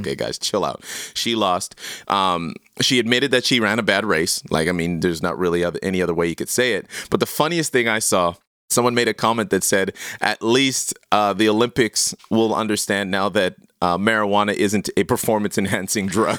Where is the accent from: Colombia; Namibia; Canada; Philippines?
Canada; I am so proudly Canadian